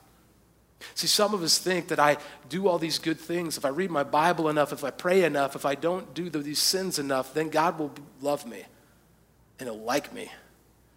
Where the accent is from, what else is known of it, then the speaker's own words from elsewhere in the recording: United States; most of us as American Christians